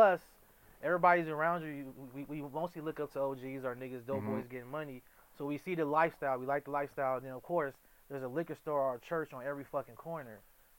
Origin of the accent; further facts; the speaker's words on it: Compton, California, United States; I know Compton. I'm from Compton, so I know it's different from LA, but it's similar in the same.